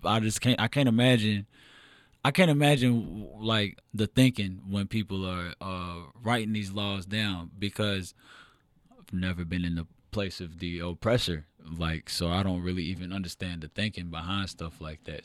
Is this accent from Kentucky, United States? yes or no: yes; Louisville, Kentucky, United States; also born or lived in Elyria, Ohio / Lorain County, Ohio; I grew up in Louisville